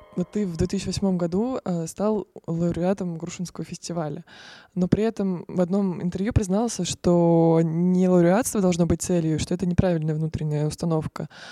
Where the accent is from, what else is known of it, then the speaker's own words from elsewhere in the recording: Ryazan, Ryazan Oblast, Russia; мы вообще из Рязани